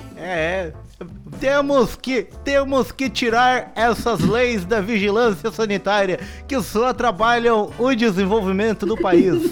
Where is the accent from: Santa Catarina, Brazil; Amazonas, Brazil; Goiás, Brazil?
Santa Catarina, Brazil; eu e a Renata somos de Santa Catarina